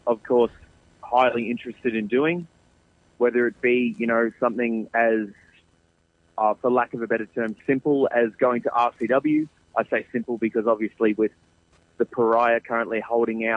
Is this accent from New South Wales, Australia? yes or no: no; Geelong, Victoria, Australia; it's my hometown. It's where I live